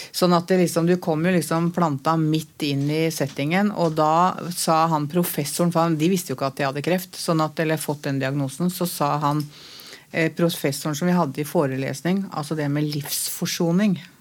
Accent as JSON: {"language": "Norwegian", "region": "Oslo", "country": "Norway", "said": "jeg er fra Møllergata"}